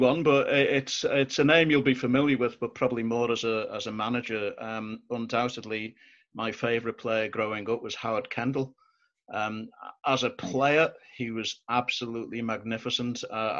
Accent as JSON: {"language": "English", "town": "Bootle", "region": "North West England", "country": "United Kingdom", "tie": "born or raised there", "said": "I grew up in Bootle, which is, as I say, just over a mile from there. I still actually park in Bootle to go and watch the match these days."}